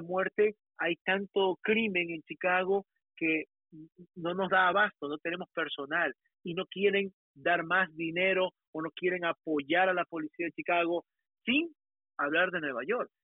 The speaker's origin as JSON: {"language": "Spanish", "country": "Ecuador", "moved": "yes", "lives_now": "United States", "said": "yo soy ecuatoriano, yo soy bien latino, hablo español bien"}